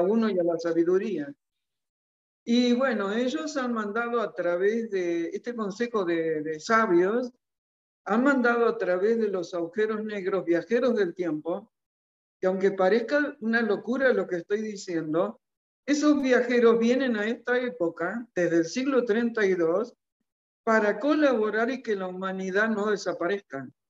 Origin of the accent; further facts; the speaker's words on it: Argentina; mi país